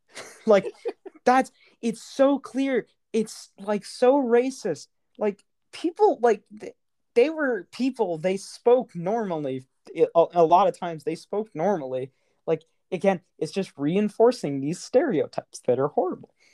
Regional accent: Kentucky, United States; now in Texas, United States; We're we're from Kentucky, which is a border state, and I I now live in Texas.

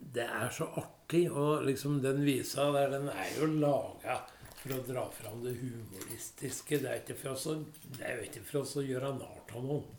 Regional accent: Rendalen, Innlandet, Norway; jeg har hatt hytte der i flere år på hjemplassen min. Jeg er jo fra Østerdalen.

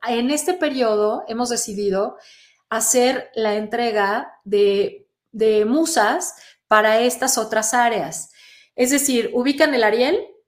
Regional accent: Monterrey, Nuevo León, Mexico; soy muy mal hablada, soy regiomontana

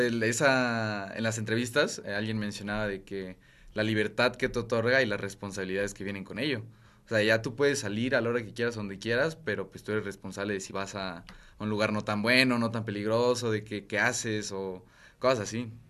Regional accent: Chiapas, Mexico; moved away as an adult; now in Puebla, Mexico; soy de Chiapas

